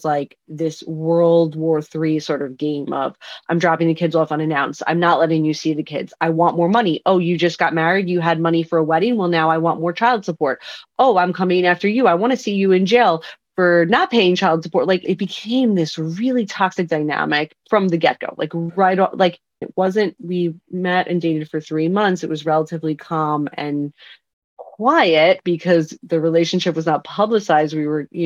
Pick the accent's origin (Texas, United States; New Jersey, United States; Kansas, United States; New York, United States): New York, United States; Long Island; moved away as an adult; now in Brooklyn, United States; I'm from Long Island.